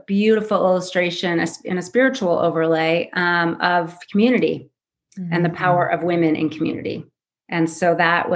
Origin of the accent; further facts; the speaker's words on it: Southern California, United States; also born or lived in Switzerland; I was born and raised in Southern California